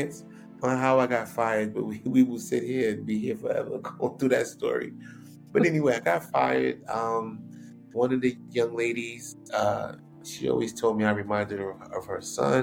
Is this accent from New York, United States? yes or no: yes; New York City, New York, United States; I grew up in Queens Village, New York